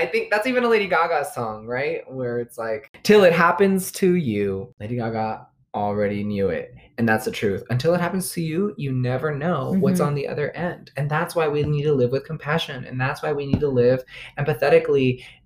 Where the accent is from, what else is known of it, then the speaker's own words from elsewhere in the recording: United States; we're American, born in this